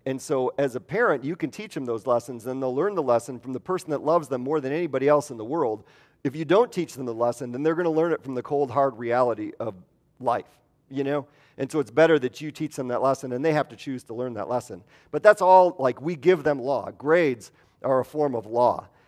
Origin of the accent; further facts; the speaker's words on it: Midwest, United States; moved away; I'm from the Midwest